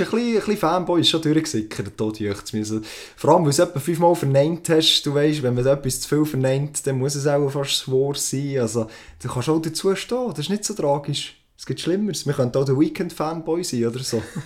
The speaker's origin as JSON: {"language": "German", "country": "Switzerland", "said": "bei uns in der Schweiz"}